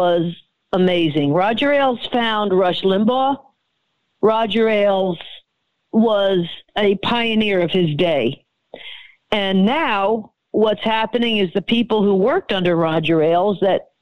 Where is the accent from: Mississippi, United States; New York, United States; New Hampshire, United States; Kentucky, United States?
New York, United States; New York area, United States; I'm from the New York area